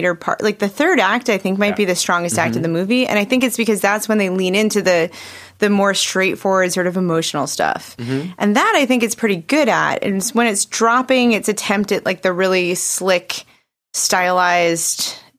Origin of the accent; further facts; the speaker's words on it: Belmar, New Jersey, United States; also born or lived in New York City; I'm from Belmar